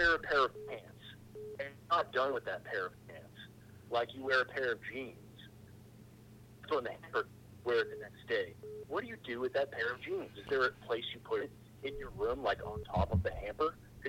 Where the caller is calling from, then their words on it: Massachusetts, United States; I'm calling from Massachusetts.